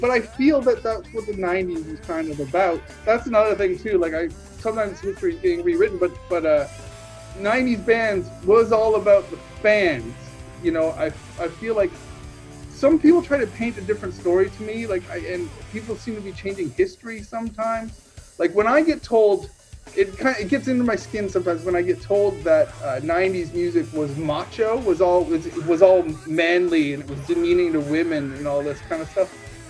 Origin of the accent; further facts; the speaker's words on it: Nova Scotia, Canada; So to me, she was huge because I'm from Nova Scotia.